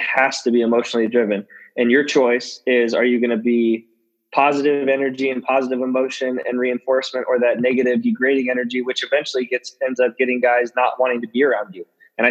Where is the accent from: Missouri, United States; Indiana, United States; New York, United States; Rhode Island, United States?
Indiana, United States; Indianapolis; I grew up in Indianapolis during the Peyton Manning era.